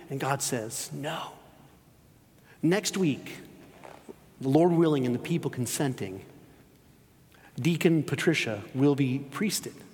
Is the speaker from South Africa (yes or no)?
no; Spain; I grew up in Spain, spent 13 years living there.